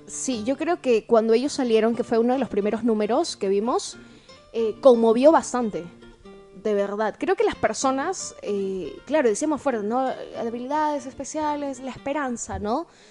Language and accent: Spanish; Tacna, Peru; esa cultura que nosotros tenemos como tacneños y como peruanos